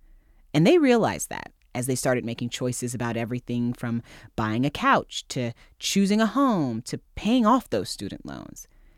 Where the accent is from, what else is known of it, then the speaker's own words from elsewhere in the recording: Indiana, United States; the people Brett and I grew up with in Indiana